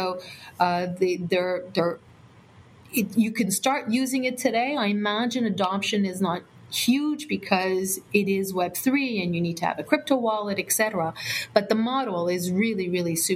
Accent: Canada; We're Canadian

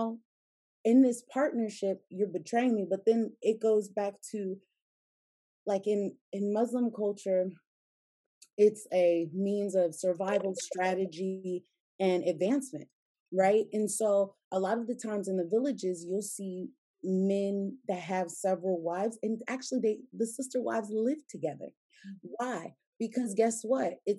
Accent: United States; I'm American

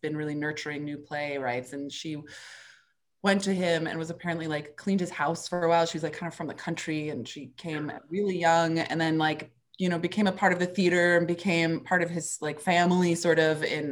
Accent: New York City, New York, United States; the Henry Street Settlement in the Lower East Side where I grew up here in New York

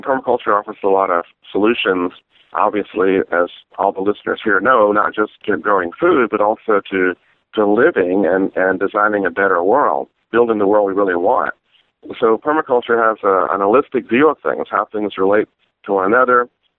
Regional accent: the South, United States; growing up in the South and fancying myself to be fairly progressive, I had never actually heard of the Highlander School.

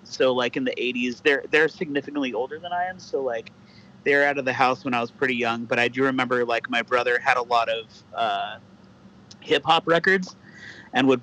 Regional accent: Whittier, California, United States; born or raised there; also born or lived in Orange County

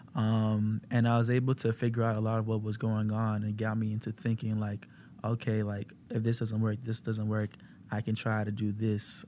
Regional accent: Maryland, United States; moved away; I'm from Maryland

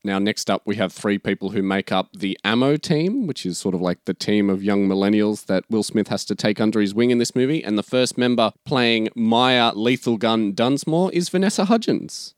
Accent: Australia; since we're Australian

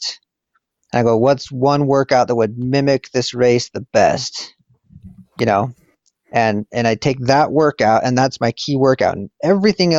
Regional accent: Wyoming, United States; I grew up in Wyoming and didn't really have coaches

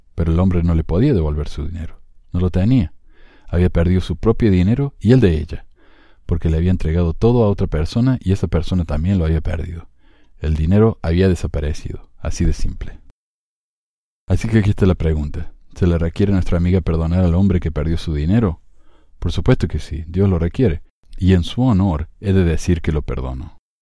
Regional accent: Spain; un miembro converso español

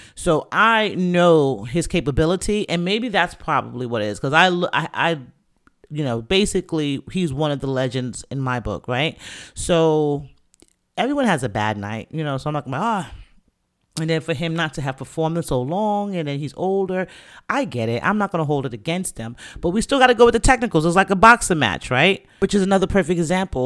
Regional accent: New York City, New York, United States; I'm from the Bronx. Grew up, born and raised

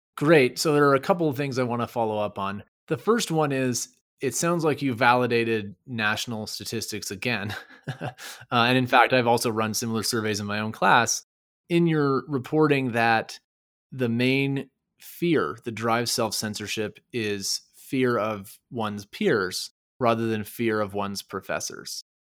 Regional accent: Quebec, Canada; first language English; moved away; I grew up in Quebec as part of the English linguistic minority.

